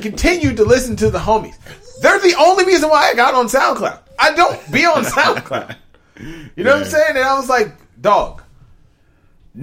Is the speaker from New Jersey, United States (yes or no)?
no; Maryland, United States; I'm from Maryland